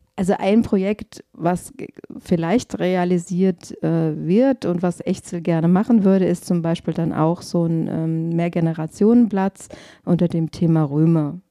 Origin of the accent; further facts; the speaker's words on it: Glauberg, Hesse, Germany; Ich bin in Glauberg groß geworden